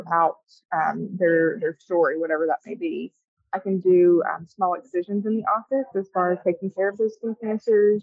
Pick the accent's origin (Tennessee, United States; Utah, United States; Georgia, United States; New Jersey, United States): Tennessee, United States; Middle; also born or lived in Bowling Green, Kentucky / Portland, Tennessee; We are both from the Middle Tennessee area